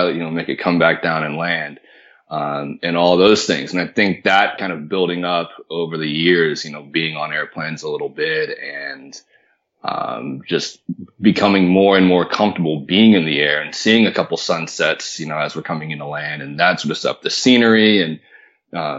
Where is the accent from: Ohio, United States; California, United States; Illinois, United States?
California, United States; Marin County, Northern; moved away as an adult; also born or lived in Florida; I grew up in Northern California, a little bit north of San Francisco, in a little town called Marin County